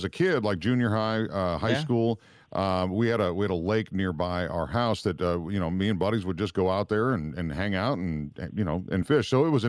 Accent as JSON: {"language": "English", "region": "Minnesota", "country": "United States", "tie": "born or raised there", "moved": "yes", "said": "No, I grew up in Minnesota where in the wintertime we would ice fish."}